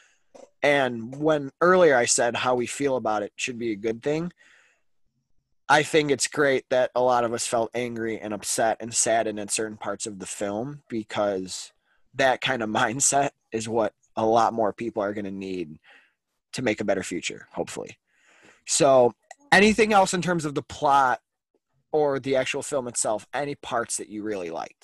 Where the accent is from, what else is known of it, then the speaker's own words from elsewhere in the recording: Chicago, Illinois, United States; me growing up in Chicago